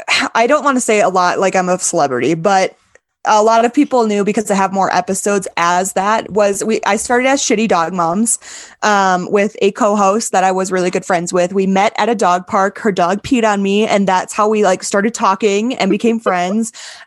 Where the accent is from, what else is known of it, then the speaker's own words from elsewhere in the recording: Wisconsin, United States; I thought Santa Fe was breathtaking because I'm from Wisconsin. I've never seen mountains before. All I see is literally mountains of cornfields. And then I moved to North Texas and it's just flat as flat can be.